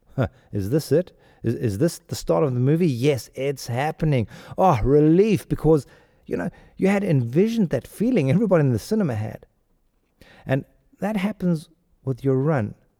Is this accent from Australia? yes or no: no; Pretoria, Gauteng, South Africa; accent: South African; moved away; also born or lived in India / Mexico / Spain; I grew up in Pretoria